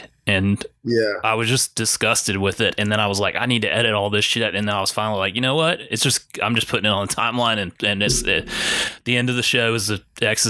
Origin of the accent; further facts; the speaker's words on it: Augusta, Georgia, United States; Shout out to my hometown. You know, we got that James Brown statue, Augusta.